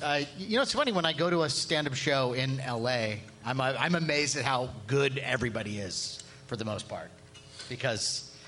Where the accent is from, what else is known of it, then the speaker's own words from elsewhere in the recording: San Francisco, California, United States; I'm born and raised in San Francisco.